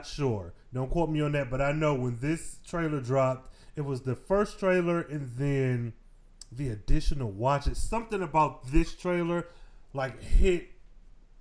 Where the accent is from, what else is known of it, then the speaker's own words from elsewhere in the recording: Michigan, United States; I've been born and raised in Michigan